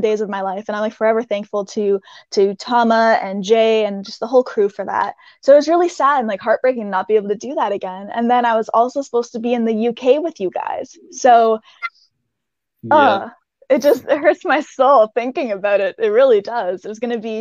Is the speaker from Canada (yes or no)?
yes; Canada; I'm Canadian